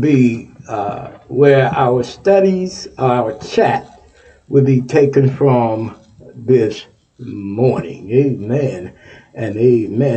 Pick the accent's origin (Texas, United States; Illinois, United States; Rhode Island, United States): Texas, United States; Texas, my home state